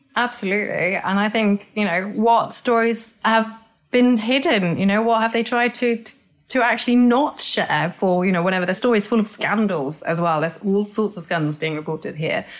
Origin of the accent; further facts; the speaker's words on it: Norway; moved away; I grew up in Norway, so my teeth reflect the fact that I grew up in a cold climate with very old geology